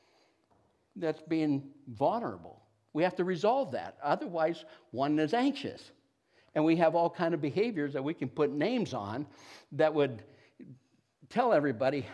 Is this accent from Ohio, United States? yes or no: yes; Niles, Ohio, United States; I grew up around Niles, Youngstown area.